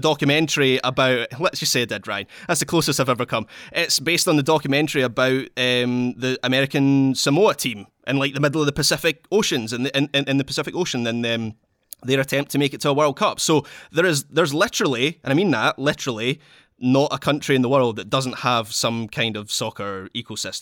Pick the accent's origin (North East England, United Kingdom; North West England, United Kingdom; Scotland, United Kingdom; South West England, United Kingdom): Scotland, United Kingdom; I'm Scottish